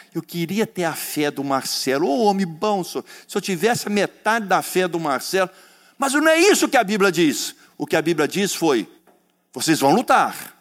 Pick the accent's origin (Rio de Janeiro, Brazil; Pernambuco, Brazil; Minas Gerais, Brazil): Minas Gerais, Brazil; accent: mineirês; eu sou mineiro do pé rachado